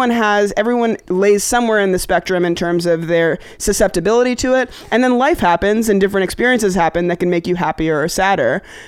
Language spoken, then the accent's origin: English; Pakistan; I'm here, I'm this Pakistani person that could be a representative of, like, not a terrorist